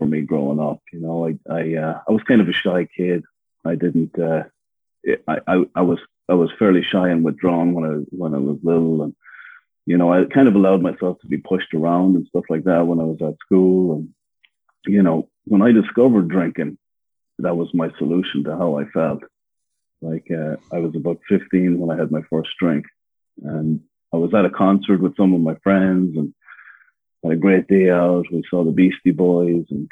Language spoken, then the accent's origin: English; Ireland; moved away as an adult; now in Los Angeles, United States; So yeah, I'm originally from Ireland, born and raised. I came to America when I was about 22, and I'm from the countryside in Ireland.